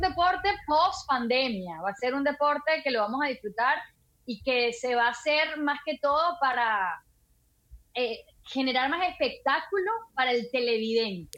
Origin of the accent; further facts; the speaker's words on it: Venezuela; moved away; Sí, soy venezolana, pura cepa